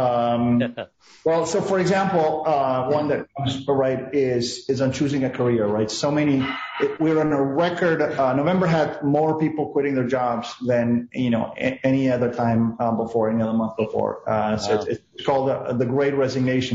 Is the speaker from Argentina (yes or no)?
yes; Argentina; moved away as an adult; also born or lived in Buenos Aires / California; now in United States; I was born and raised in Argentina.